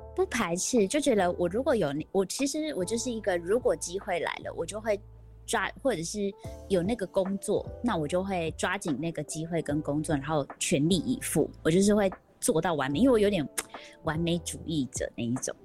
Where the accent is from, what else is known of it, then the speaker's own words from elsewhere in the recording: Vancouver, British Columbia, Canada; now in Taiwan; 我在那边长大